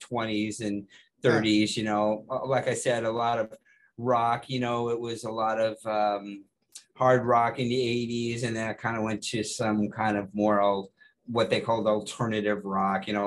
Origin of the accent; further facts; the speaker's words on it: Phoenix, Arizona, United States; I'm from Arizona, I'm from Phoenix